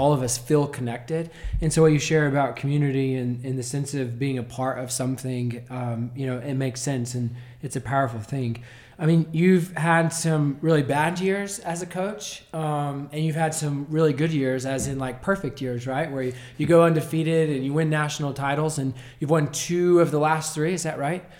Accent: Nazareth, Texas, United States; Growing up in Nazareth, playing basketball from the time I was born

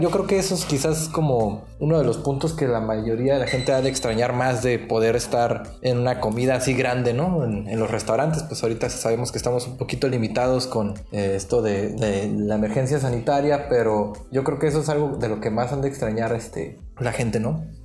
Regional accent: Mexico; nosotros como mexicanos en Argentina

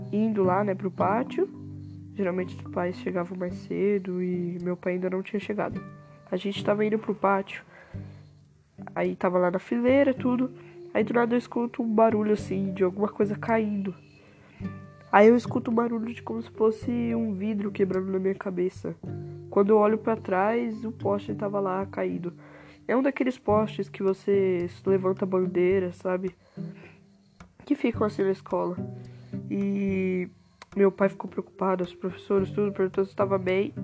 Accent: Taboão da Serra, São Paulo, Brazil; nasci em Taboão da Serra

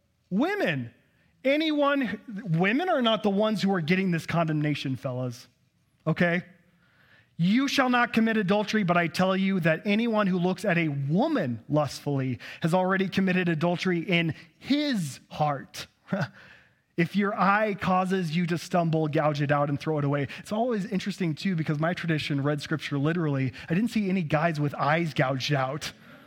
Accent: Texas, United States; accent: Texas; Texans don't have a problem interpreting text like this, but all you Northwesterners do, because my Texas accent's pretty good, right?

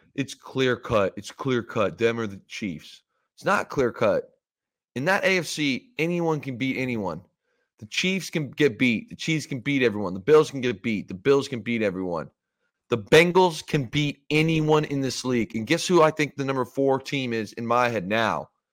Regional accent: Ontario, Canada; moved away as an adult; now in Los Angeles, United States; in my hometown

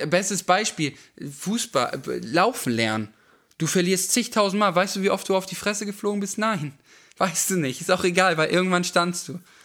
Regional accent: Schleswig-Holstein, Germany; nach ähm, Schleswig-Holstein, je nach Selk. Hm mhm. Äh, wo ich aufgewachsen bin

